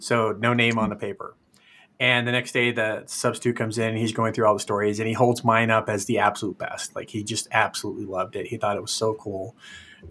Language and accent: English; Fresno, California, United States; moved away as an adult; also born or lived in Chicago / Tennessee; I grew up in Fresno.